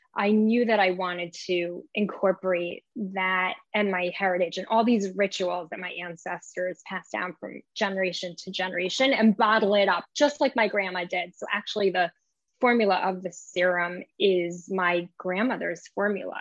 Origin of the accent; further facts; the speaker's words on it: New York, United States; also born or lived in Israel; I was raised in New York